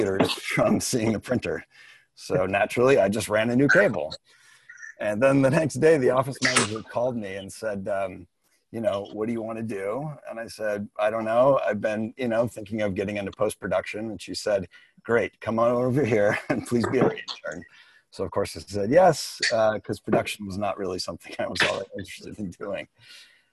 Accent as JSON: {"language": "English", "region": "Midwest", "country": "United States", "tie": "born or raised there", "also_born_or_lived": "New York", "moved": "as an adult", "said": "a young man growing up in the Midwest"}